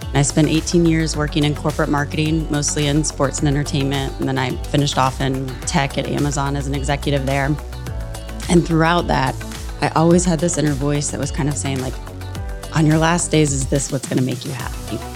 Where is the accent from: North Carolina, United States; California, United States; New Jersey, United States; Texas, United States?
North Carolina, United States; moved away; also born or lived in New York; growing up in North Carolina from when I was twelve